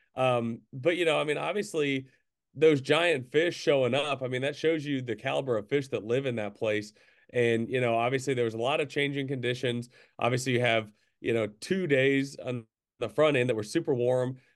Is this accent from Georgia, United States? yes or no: no; Central Arkansas, United States; growing up in Central Arkansas